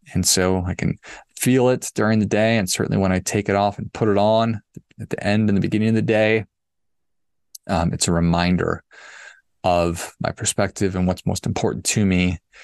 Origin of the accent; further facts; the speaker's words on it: Duluth, Minnesota, United States; I grew up in Duluth